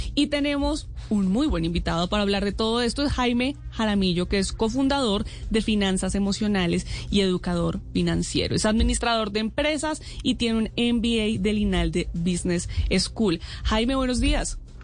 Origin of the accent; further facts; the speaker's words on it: Colombia; como colombianos